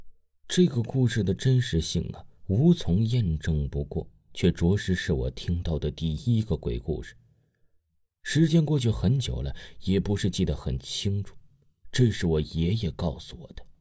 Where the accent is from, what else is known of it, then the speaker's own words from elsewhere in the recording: Yunnan, China; 我的家乡在云南的边界小镇，毒品特别多，还不是秘密了。